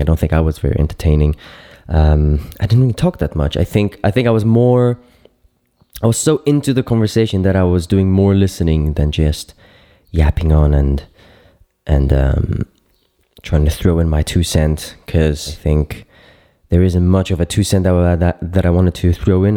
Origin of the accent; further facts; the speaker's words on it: Cyprus; moved away as an adult; now in Berlin, Germany; I'm based in Berlin now, so I'm like really deep in the city. But uh, back home where mm-hmm. where uh, I was born and raised in Cyprus